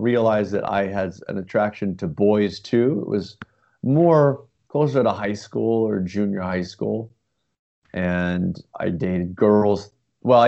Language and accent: English; New England, United States; moved away; in my hometown, it was basketball